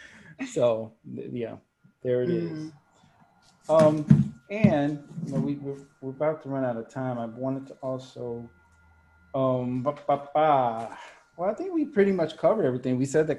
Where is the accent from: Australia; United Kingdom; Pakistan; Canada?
Canada; And Matthew, I'm Canadian.